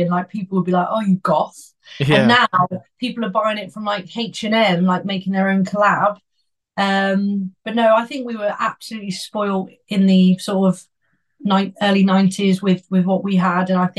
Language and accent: English; Worcester, West Midlands, United Kingdom; I'm from Worcester, like a little place called Worcester